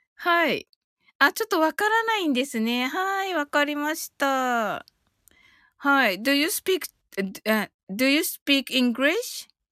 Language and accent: Japanese; Kyushu, Japan